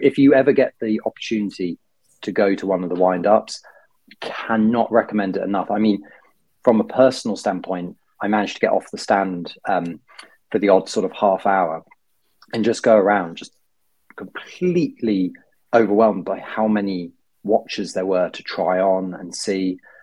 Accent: United Kingdom; being a Brit abroad

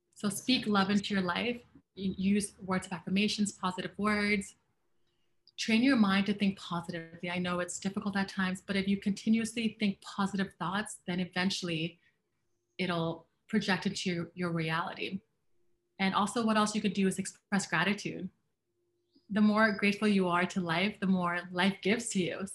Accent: Canada; I am a Canadian and a Black woman.

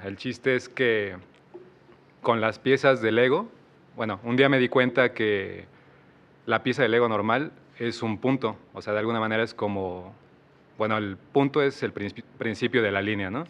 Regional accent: Mexico City, Mexico; moved away as an adult; now in Querétaro, Mexico; Y soy de la Ciudad de México. Llevo tres años aquí en Querétaro.

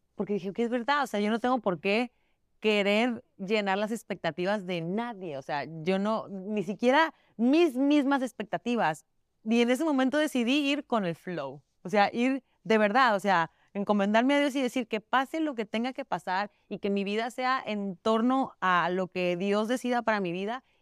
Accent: Mexico; now in United States; Su papá es puertorriqueño, yo soy mexicana

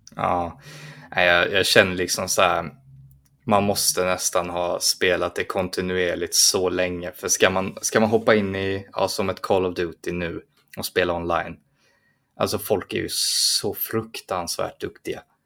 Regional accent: Sweden; det var jag som var svensk

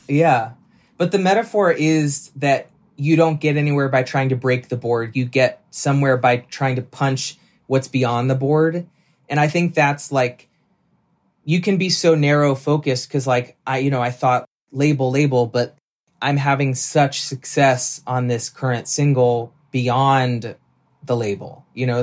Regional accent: Nashville, Tennessee, United States; moved away; also born or lived in New York; I grew up in Nashville

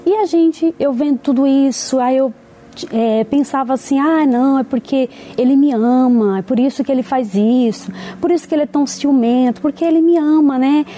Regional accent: Bahia, Brazil; nasci na Bahia

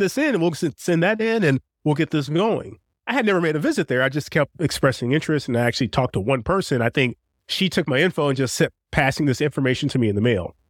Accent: St. Louis, Missouri, United States; born and raised in Saint Louis

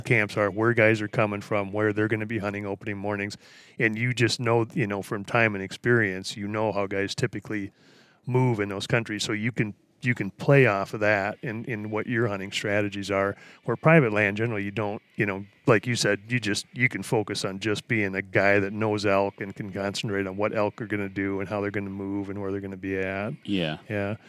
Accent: Wisconsin, United States; moved away; I grew up in Wisconsin, the Midwest

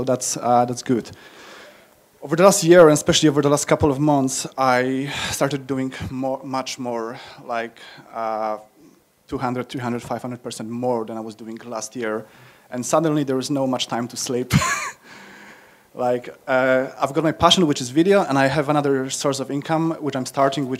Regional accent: Poland; moved away as an adult; now in United Kingdom; I came to the UK around 10 years ago. I'm from Poland. So it's kind of like you. I was born in communistic Poland.

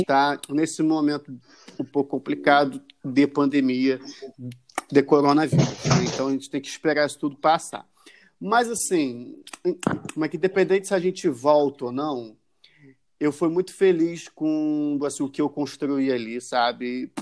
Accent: Rio de Janeiro, Brazil; nós que somos os cariocas

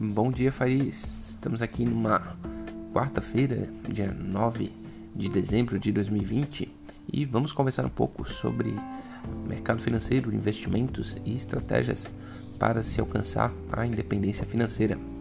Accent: Brazil; porque a gente é brasileiro

